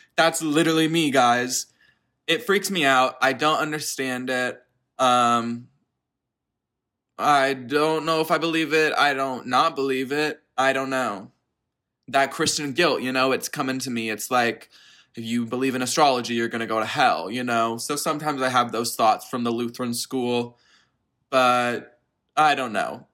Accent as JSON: {"language": "English", "town": "Dallas", "region": "Texas", "country": "United States", "said": "I'm from Dallas, Texas.\" Or so I say. I'm actually in the suburbs of Dallas"}